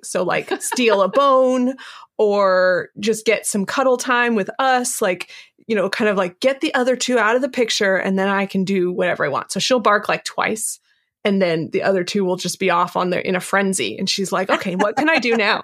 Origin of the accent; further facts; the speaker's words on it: West Coast, United States; I was raised on the West Coast